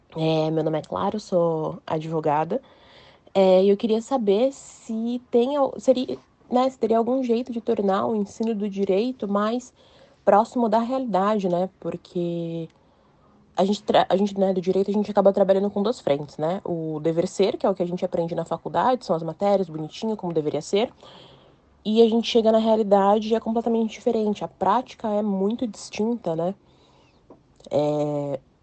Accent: Rio de Janeiro, Brazil; eu do Rio de Janeiro

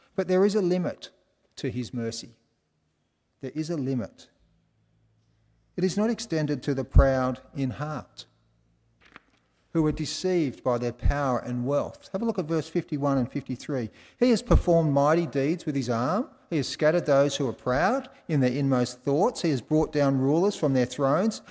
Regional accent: Australia; I was from Australia

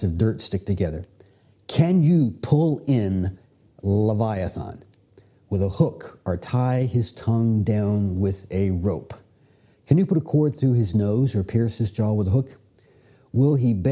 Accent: Virginia, United States; I grew up here in Virginia. Going to Virginia Beach was a normal family trip.

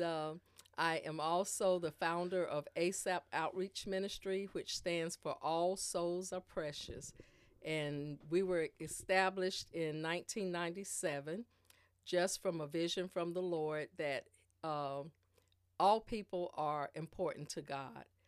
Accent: Spring Lake, North Carolina, United States; also born or lived in Germany / Columbia, South Carolina; I was born here in Spring Lake, well, in Fayetteville, North Carolina. I'm from Spring Lake. Uh, b, been in Spring Lake all my life as a child up into, uh, through college.

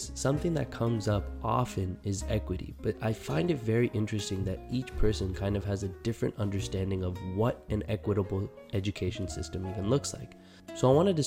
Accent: California, United States; now in Washington, DC, United States; I'm from California, living in DC now

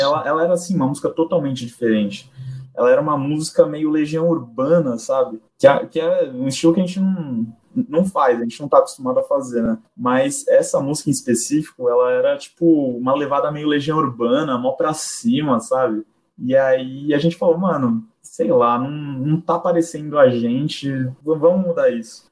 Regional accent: Santos, São Paulo, Brazil; also born or lived in Japan; Estou em Santos desde então, nunca nunca nunca morei em outro lugar, desde que eu me entendo por gente

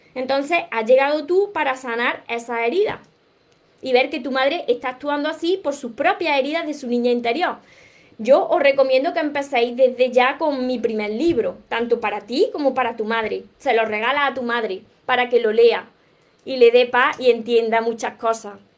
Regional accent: Córdoba, Andalusia, Spain; accent: southern Spain, drops the S; also born or lived in Granada; soy cordobesa, soy del sur de España y me como muchas palabras hablando, me como la S

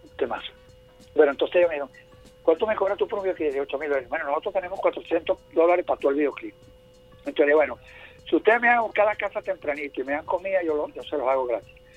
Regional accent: Venezuela; Solamente dos venezolanos la tenemos, … y yo

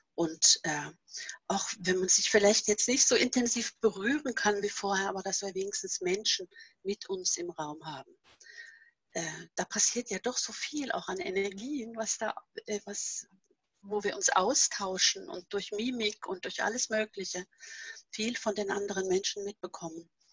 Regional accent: Norway; German is a second language; moved away as an adult; now in Germany; dass nicht Norwegen immer noch meine Heimat ist

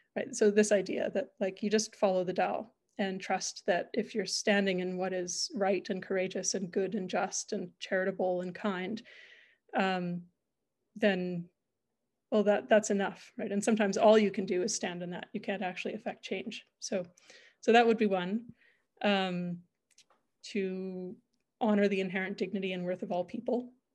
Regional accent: Calgary, Alberta, Canada; I'm originally from Calgary, grew up here

